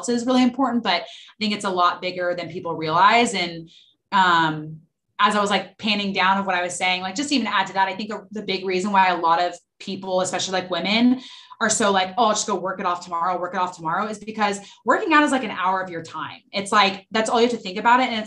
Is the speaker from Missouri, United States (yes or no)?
no; Dallas, Texas, United States; I'm from Dallas, Texas, born and raised